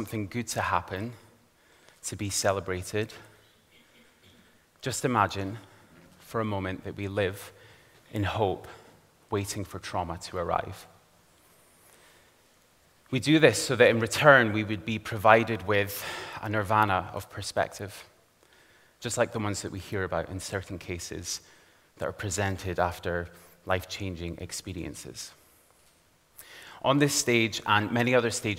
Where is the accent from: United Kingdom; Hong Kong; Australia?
United Kingdom; Aberdeen, Scotland; I grew up here in Aberdeen, in a very respectable suburban area, right here in the northeast of Scotland